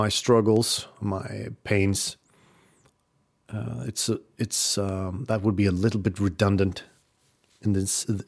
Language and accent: English; Oslo, Norway; also born or lived in Rykkinn, Norway; we had lived in Oslo, what was it, 5 years? from when I was 5 years old to when I was 10 years old